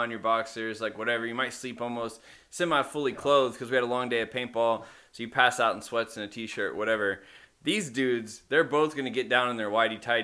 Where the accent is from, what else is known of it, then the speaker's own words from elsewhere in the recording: Little Rock, Arkansas, United States; I grew up street fighting in Little Rock